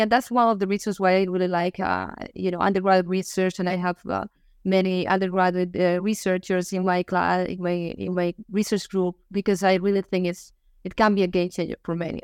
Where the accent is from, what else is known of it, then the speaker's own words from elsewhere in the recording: Finisterre, Galicia, Spain; moved away; I am from a small town. The name is Finisterre, uh, which means the end of the world